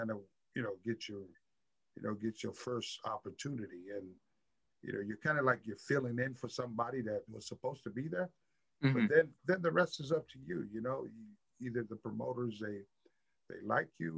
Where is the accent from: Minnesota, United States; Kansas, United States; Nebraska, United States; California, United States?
California, United States; San Francisco; Born and raised in San Francisco, California, in the Bay